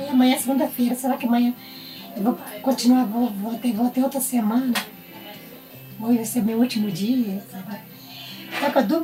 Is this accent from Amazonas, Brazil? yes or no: no; Recife, Pernambuco, Brazil; also born or lived in Belo Horizonte; porque eu sou de Recife, mas já estava morando em Belo Horizonte há 15 anos, então eu me via muito afastada das minhas origens